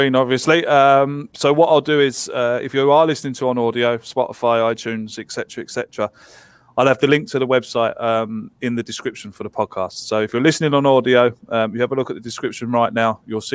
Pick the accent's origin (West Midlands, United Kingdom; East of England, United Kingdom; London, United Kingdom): East of England, United Kingdom; Essex; I'm from Essex